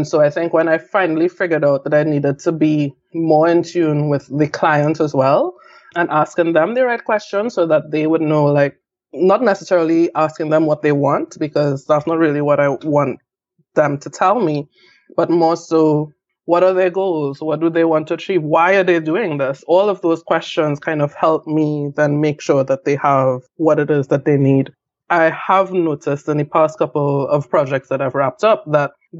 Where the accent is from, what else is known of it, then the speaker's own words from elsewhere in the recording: Trinidad & Tobago; moved away as an adult; also born or lived in Atlanta, United States; until I left Trinidad